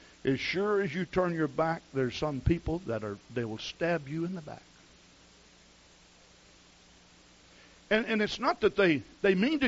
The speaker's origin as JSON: {"language": "English", "region": "the South", "country": "United States", "tie": "born or raised there", "said": "I grew up in the South, and the culture is so different there"}